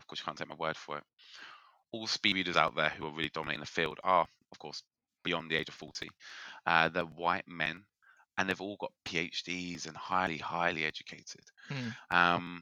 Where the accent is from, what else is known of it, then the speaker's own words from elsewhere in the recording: United Kingdom; accent: British; I'm in the UK, if you can tell by my British accent